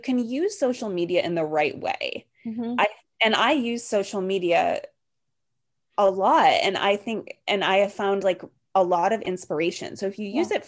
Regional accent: Wisconsin, United States; also born or lived in New York; now in Los Angeles, United States; I'm from Wisconsin

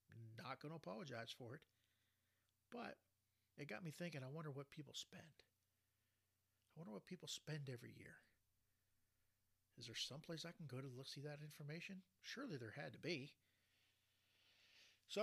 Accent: Ohio, United States; my home state of Ohio

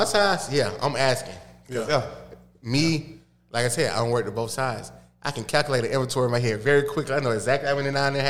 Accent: Atlanta, Georgia, United States; accent: Southern; also born or lived in Los Angeles; I was in L.A., but I'm from Atlanta, so I was real Southern anyway.

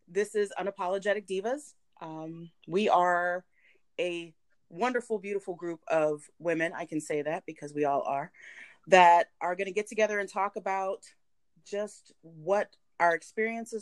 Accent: the South, United States; I was raised in the South

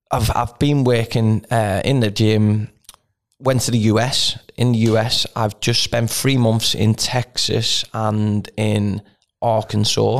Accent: Canada; I mean, I'm from Canada.

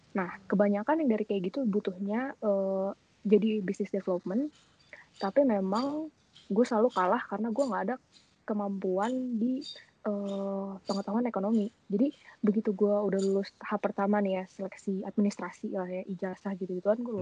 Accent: Bandung, West Java, Indonesia; Saya asal dari Bandung.

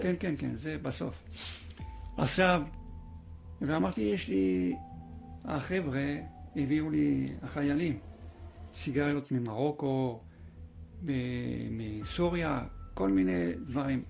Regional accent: Paris, Île-de-France, France; also born or lived in Kfar Saba, Israel; now in Israel; גדלתי בצרפת, אה, בפריס

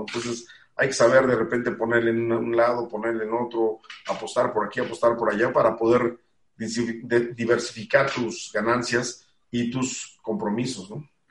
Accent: Mexico; he estado cumpliendo con los deberes como mexicano que uno tiene

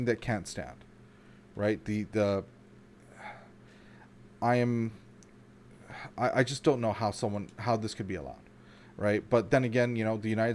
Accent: Canada; as a Canadian

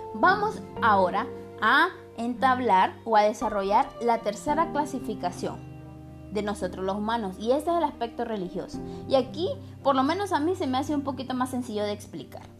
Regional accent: Honduras; yo como hondureña

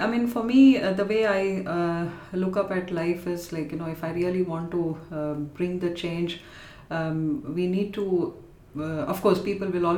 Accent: Chennai, Tamil Nadu, India; moved away as an adult; now in London, United Kingdom; I was born and raised in Chennai

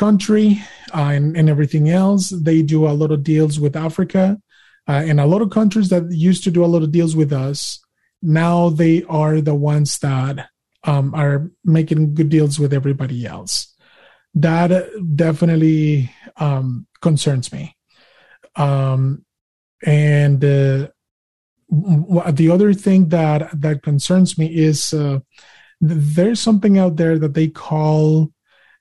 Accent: Monterrey, Nuevo León, Mexico; English is a second language; now in United States; I was born and raised in Monterrey, Mexico. And I came here in the United States of America back in 2003.

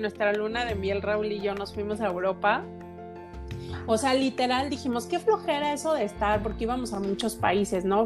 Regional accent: Mexico

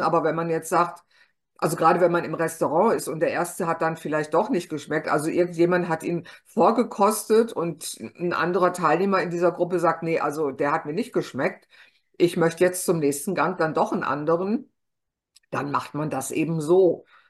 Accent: Ruhr area, North Rhine-Westphalia, Germany; ich bin ja eigentlich Westfale. Ich bin im Kohlenpott geboren.

